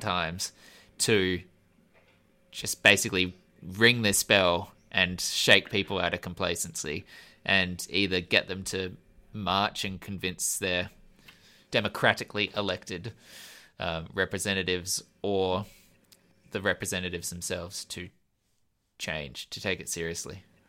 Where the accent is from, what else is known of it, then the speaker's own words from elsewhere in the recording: Australia; I'm an Australian